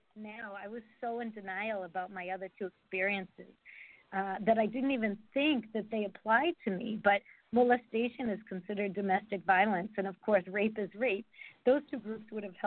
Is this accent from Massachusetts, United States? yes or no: yes; Massachusetts, United States; now in Georgia, United States; I'm from Massachusetts in a small town, and there was not much diversity